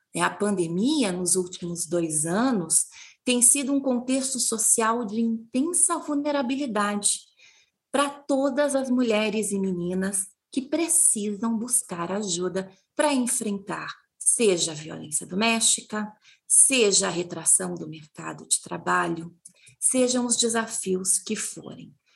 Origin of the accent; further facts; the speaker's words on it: interior of Paraná, Brazil; eu sou do interior do Paraná, eu sou bisneta, neta e filha de agricultoras.